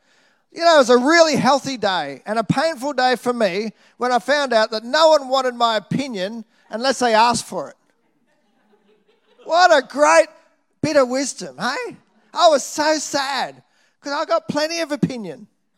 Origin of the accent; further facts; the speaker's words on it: Nambour, Queensland, Australia; Whether it's the church I grew up in Nambour, Salvation Army, and the love and encouragement I received there, whether it's the church I went to when I moved to Brisbane, North Brisbane Salvation Army